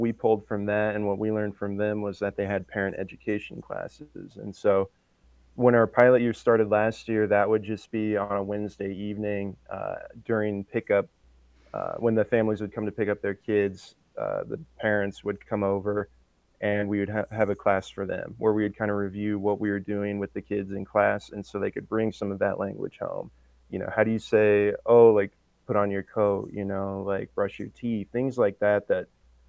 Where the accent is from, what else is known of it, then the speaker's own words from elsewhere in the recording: Rosebud, South Dakota, United States; I'm Lakota from Rosebud, and so we had a few words here and there in the house